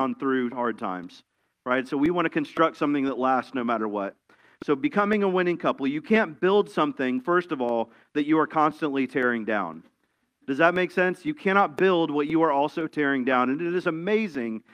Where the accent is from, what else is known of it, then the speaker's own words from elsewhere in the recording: Tampa, Florida, United States; I grew up in Tampa, which is a busy city in Florida